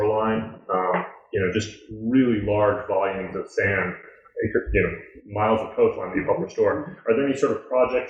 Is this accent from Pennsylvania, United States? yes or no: no; New York, United States; I grew up in New York